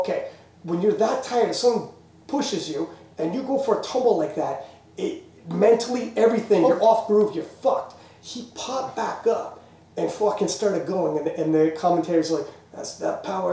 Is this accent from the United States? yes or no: no; Canada; we're Canadian